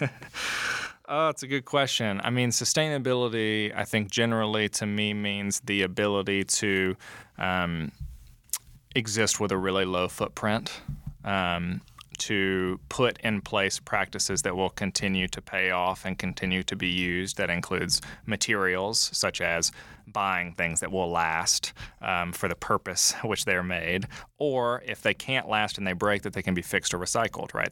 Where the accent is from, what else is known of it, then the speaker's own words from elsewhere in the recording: LaGrange, Georgia, United States; I grew up in LaGrange, Georgia, so I'm Georgia born and raised